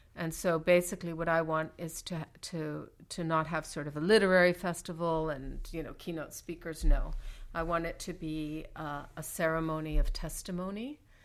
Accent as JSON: {"language": "English", "region": "Mexico City", "country": "Mexico", "tie": "born or raised there", "said": "growing up in Mexico City"}